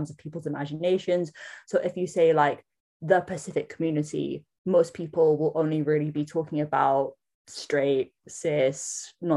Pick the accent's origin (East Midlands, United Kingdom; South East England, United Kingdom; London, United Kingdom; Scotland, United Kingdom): London, United Kingdom; moved away as an adult; also born or lived in Samoa (ancestry); now in New Zealand; I was born in London, which makes me London-born Samoan. And I have been living in Aotearoa, New Zealand for the past almost 11 years.